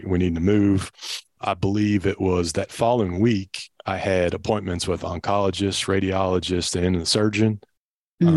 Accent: Louisville, Kentucky, United States; also born or lived in Bullitt County, Kentucky; born and raised in Louisville, Kentucky

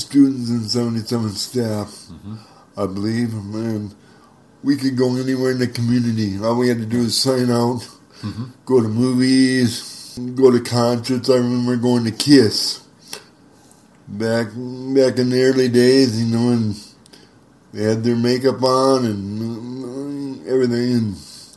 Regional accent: Jamestown, North Dakota, United States; also born or lived in Grafton, North Dakota; right here in Jamestown. Matter of fact, I moved from Grafton, North Dakota, to Jamestown just to go to school

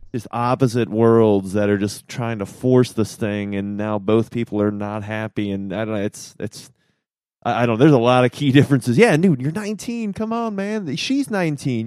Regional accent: Norfolk, Virginia, United States; I'm from Norfolk, Virginia

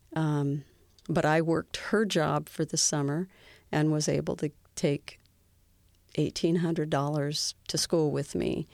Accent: Seattle, Washington, United States; I was born and raised in Seattle, Washington

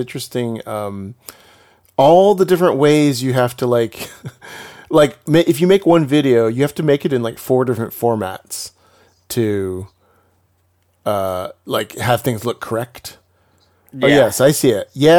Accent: Texas, United States; Yeah, I'm from Texas. She's from Georgia.

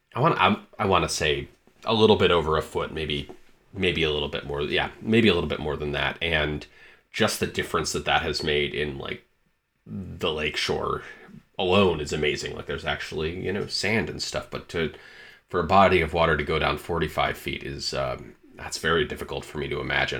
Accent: Michigan, United States; moved away; also born or lived in Montana; was born and raised in Michigan

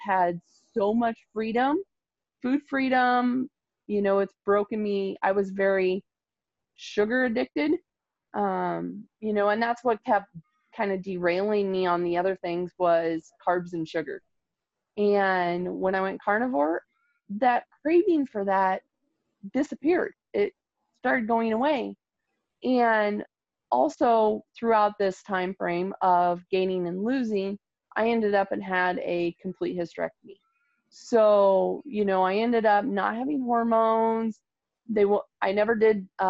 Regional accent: Nebraska, United States; I'm from Nebraska

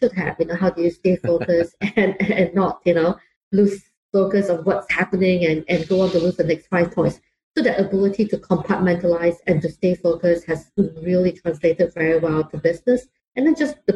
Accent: Singapore; also born or lived in London; now in Bay Area, United States; I grew up in Singapore, and you can tell from my accent that it's not entirely American

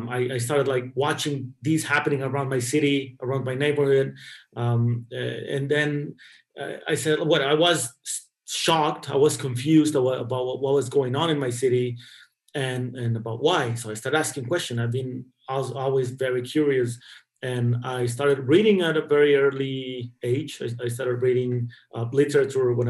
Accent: Ciudad Juárez, Chihuahua, Mexico; I grew up in Ciudad Juarez, right across El Paso, Texas

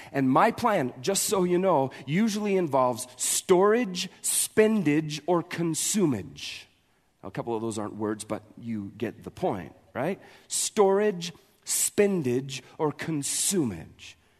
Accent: Montana, United States; we're from Montana

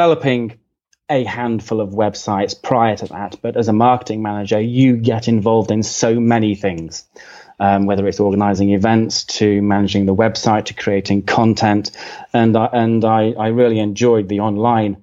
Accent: United Kingdom; accent: British; now in East Midlands, United Kingdom; I'm British

